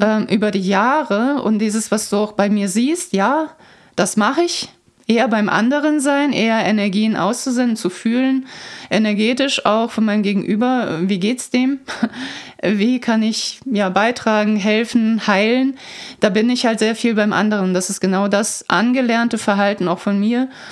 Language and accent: German; Croatia; moved away; Ich bin ja in Kroatien aufgewachsen zum Teil